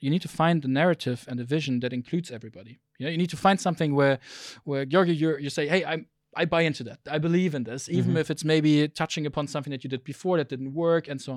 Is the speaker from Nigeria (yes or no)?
no; South Africa; born there; English is a second language; Um, but yeah, so I'm I'm I was born in South Africa. I'm I'm German. My nationality is German.